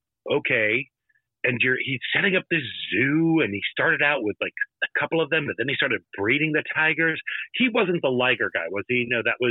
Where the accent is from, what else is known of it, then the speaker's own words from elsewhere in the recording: St. Louis, Missouri, United States; I grew up in St. Louis